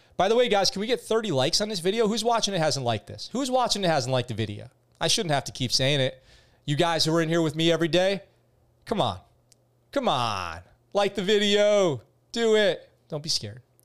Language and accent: English; New York, United States; moved away as an adult; when I grew up in New York